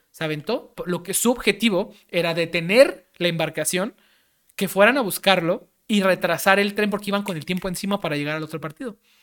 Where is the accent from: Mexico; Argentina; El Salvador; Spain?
Mexico; como mexicanos